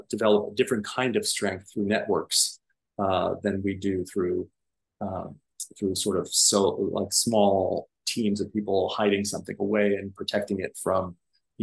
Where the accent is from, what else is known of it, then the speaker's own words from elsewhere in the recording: Miami Beach, Florida, United States; I grew up in Miami Beach.